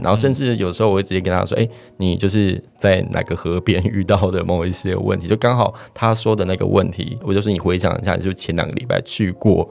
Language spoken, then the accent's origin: Chinese; Taoyuan, Taiwan; 土生土长跟我一样桃园人